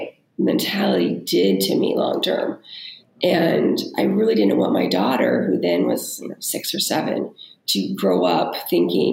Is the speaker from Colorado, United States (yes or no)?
no; California, United States; moved away as an adult; also born or lived in New York area; growing up in California where it's a lot of like pressure to look a certain way. And then when I was in my 20s, I moved to the New York area